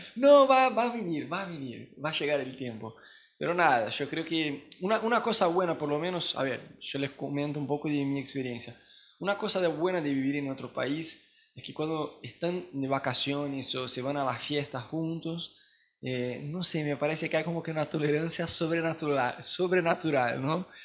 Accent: Brazil; Spanish is a second language; now in Argentina; nosotros como brasileños

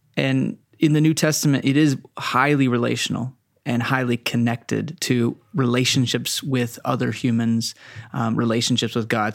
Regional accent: Texas, United States; I was raised in Texas

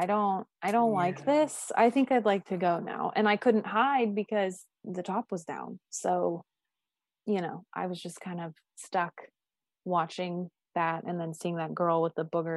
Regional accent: Pittsburgh, Pennsylvania, United States; I'm from Pittsburgh

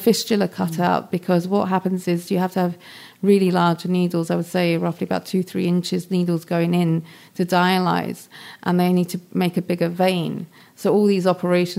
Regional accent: London, United Kingdom; I grew up in London.

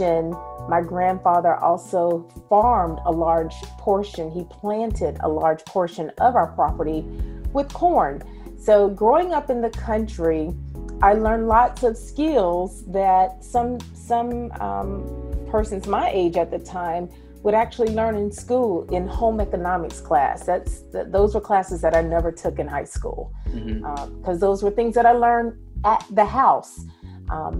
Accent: Capitola, Florida, United States; born or raised there; also born or lived in Tallahassee, Florida

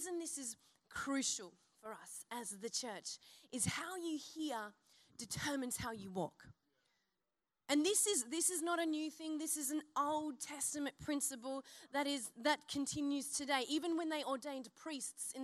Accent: Byron Bay, New South Wales, Australia; I'm from Byron and there's many a flag waver in my, you know, my region

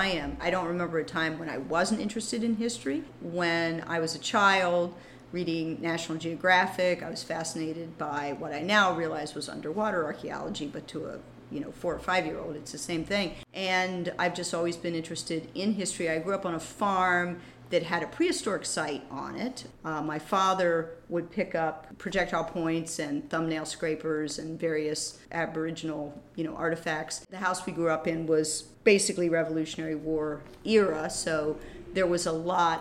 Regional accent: Frederick, Maryland, United States; moved away as an adult; now in Baltimore, United States; I'm actually from Frederick. Wasn't born here, but from the age of four, so I think that qualifies. I grew up near Kriegerstown on a farm, went to school in Thurmont

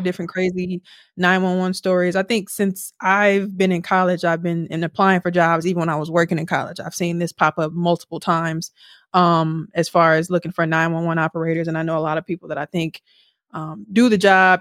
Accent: Milwaukee, Wisconsin, United States; we're from Milwaukee and from urban Milwaukee

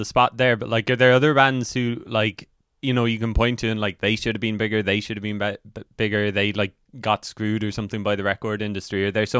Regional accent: Cork, Munster, Ireland; I'm from Cork

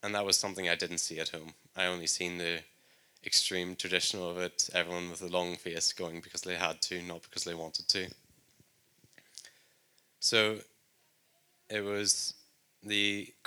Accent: Northern Ireland, United Kingdom; moved away as an adult; If you couldn't tell by my accent, I'm from Northern Ireland

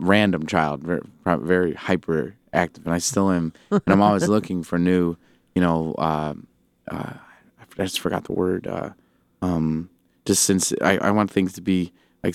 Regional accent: Goshen, Indiana, United States; moved away as an adult; I grew up in Goshen, Indiana

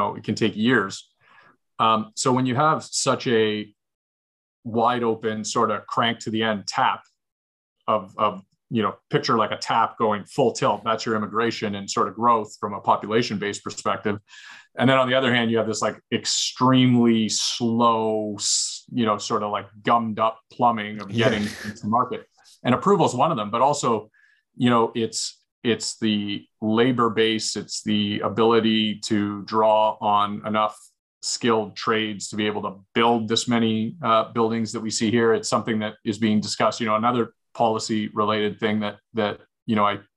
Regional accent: Hamilton, Ontario, Canada; I grew up in Hamilton. It was a steel economy, right?

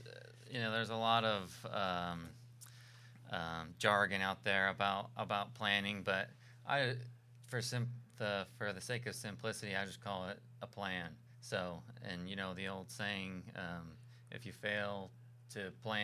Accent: Pennsylvania, United States; moved away as an adult; also born or lived in Georgia / Tallahassee, Florida / New York; I'm from Pennsylvania. I grew up in Pennsylvania, very rural area

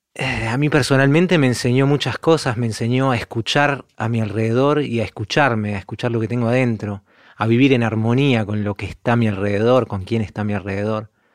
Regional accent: Montevideo, Uruguay; moved away as an adult; also born or lived in Milan, Italy / Vienna, Austria; now in Italy; creciendo en Uruguay, como todos los músicos de Uruguay

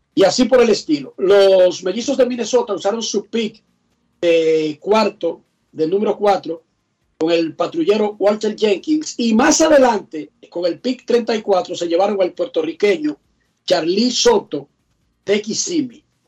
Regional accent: Dominican Republic

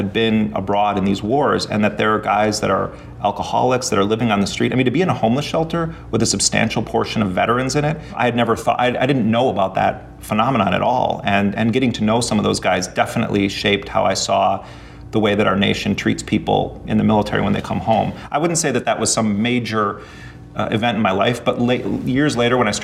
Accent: Milwaukee, Wisconsin, United States; moved away as an adult; I grew up in Milwaukee in Jeffrey Dahmer's neighborhood

